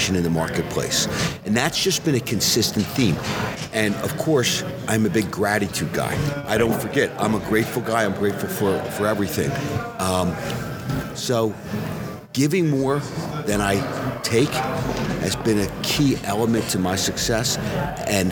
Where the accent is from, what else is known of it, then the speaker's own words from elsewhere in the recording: Philadelphia, Pennsylvania, United States; I am from Philly, city of brotherly love